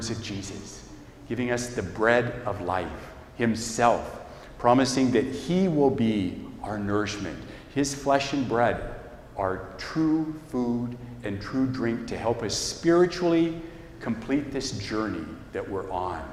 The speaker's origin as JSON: {"language": "English", "town": "Hillsboro", "region": "Oregon", "country": "United States", "tie": "born or raised there", "said": "I grew up in Hillsborough, part of a Catholic family, and we went to St. Matthew's Catholic Church"}